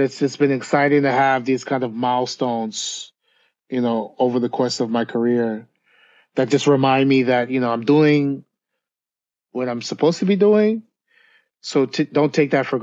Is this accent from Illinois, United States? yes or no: no; New York, United States; I grew up in New York